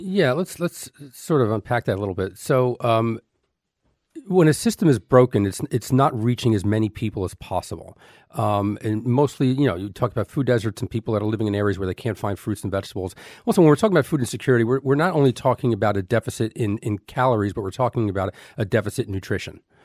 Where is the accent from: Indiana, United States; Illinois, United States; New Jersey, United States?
New Jersey, United States; Elizabeth; I grew up in Elizabeth, New Jersey.